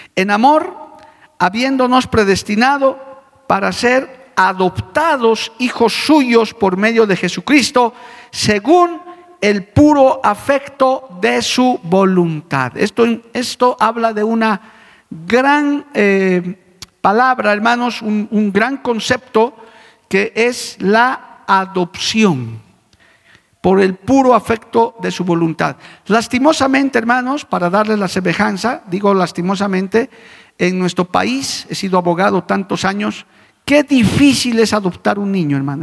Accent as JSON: {"language": "Spanish", "country": "Bolivia", "said": "como boliviano que soy, conjunto con mis compatriotas"}